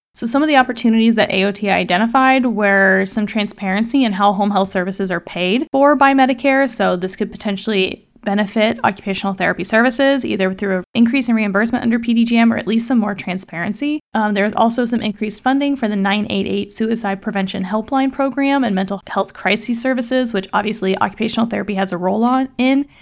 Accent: Kansas City, United States; Kansas City is my hometown

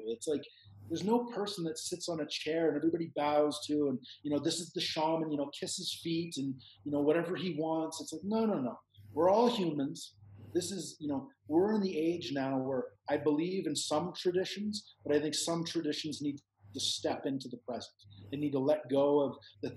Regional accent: Canada; moved away as an adult; now in Peru; I'm Canadian

